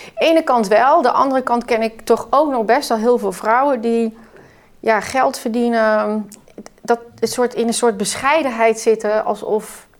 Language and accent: Dutch; Netherlands; we als Nederlander